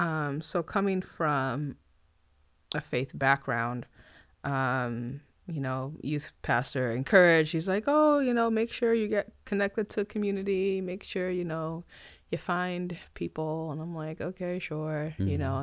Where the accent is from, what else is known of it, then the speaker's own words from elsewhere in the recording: Nigeria; born there; So I mentioned I was born in Nigeria, so ethnically Nigerian